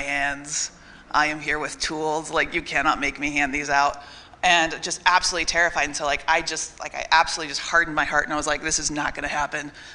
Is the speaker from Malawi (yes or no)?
no; Grand Junction, Colorado, United States; I'm from Grand Junction, Colorado